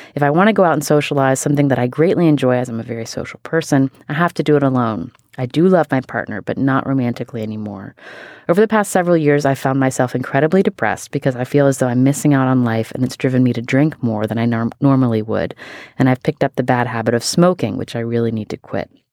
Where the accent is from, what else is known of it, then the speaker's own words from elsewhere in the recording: West Virginia, United States; I am from West Virginia